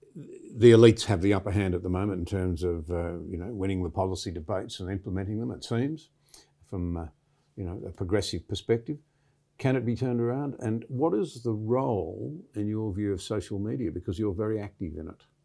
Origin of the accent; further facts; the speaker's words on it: Australia; I'm a very proud Australian